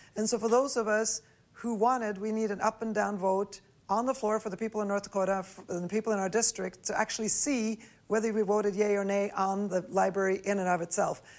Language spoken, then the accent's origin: English; Norway; now in United States; I grew up in Norway